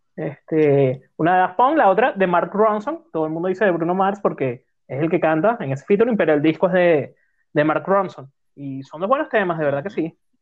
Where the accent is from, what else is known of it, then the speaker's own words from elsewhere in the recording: Venezuela; soy venezolano